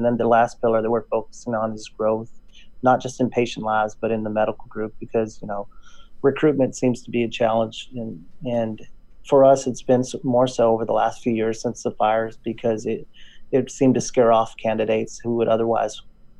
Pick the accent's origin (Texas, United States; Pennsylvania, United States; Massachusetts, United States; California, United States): Texas, United States; accent: Texas drawl; I went back home to my hometown in West Texas. In case you don't notice a drawl, that's